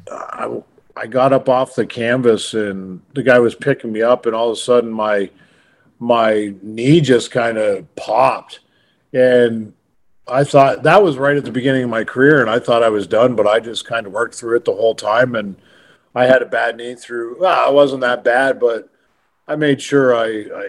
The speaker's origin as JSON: {"language": "English", "country": "Canada", "said": "we're Canadian"}